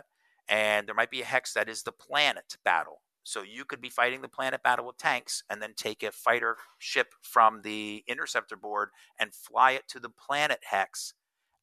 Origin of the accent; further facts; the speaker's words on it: Northern New Jersey, United States; I grew up in Northern New Jersey